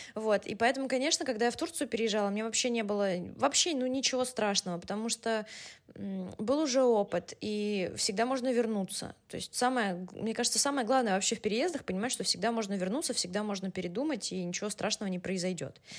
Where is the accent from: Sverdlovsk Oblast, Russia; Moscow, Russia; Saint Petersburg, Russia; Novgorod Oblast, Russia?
Moscow, Russia; first language Russian; moved away as an adult; also born or lived in Bologna, Italy / Madrid, Spain; now in Istanbul, Turkey; я родилась в Москве